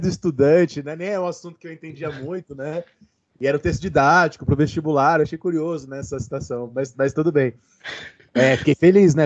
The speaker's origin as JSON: {"language": "Portuguese", "region": "São Paulo", "country": "Brazil", "tie": "born or raised there", "said": "no meu caso eu cresci indo na missa do, do, do Padre Marcelo, né? Eu sou de Santo Amaro, eu morava perto de onde o padre Marcelo fazia as missas"}